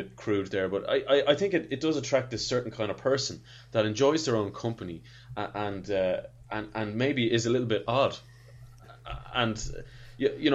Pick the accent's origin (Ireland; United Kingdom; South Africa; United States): Ireland; As an Irishman